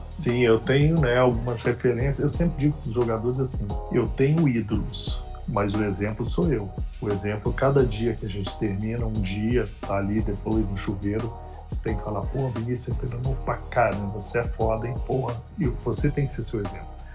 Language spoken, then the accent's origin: Portuguese; Minas Gerais, Brazil; eu sou bem mineiro mesmo